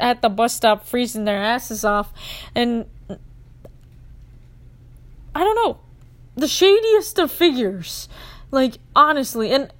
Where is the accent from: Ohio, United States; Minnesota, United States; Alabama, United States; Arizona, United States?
Minnesota, United States; being a Minnesotan